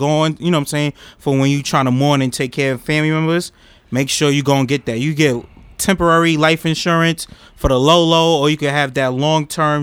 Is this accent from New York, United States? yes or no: yes; New York City, New York, United States; I'm from Harlem, uptown